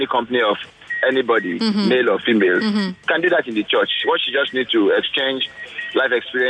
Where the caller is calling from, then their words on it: Lagos, Nigeria; I'm calling you from Victoria Island.